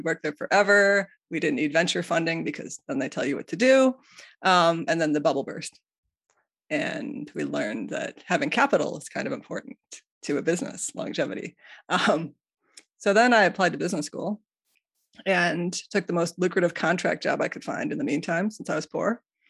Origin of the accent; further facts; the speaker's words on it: Chicago, Illinois, United States; moved away as an adult; now in Dearborn, United States; I grew up in the Chicago area